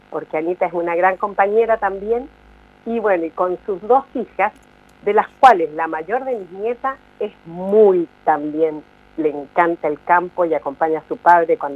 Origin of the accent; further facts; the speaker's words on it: Santiago, Santiago Metropolitan, Chile; moved away as an adult; yo no quiero tener otro desarraigo como lo tuve cuando me vine de Santiago de Chile, que dejé mi familia, mis amigos, mi carrera, dejé todo